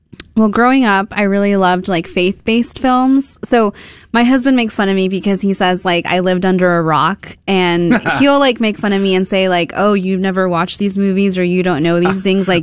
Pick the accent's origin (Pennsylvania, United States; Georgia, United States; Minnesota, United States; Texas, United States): Texas, United States; Houston; moved away as an adult; also born or lived in Southern California / Washington, D.C.; born and raised in Houston, but I do consider myself secretly partially Californian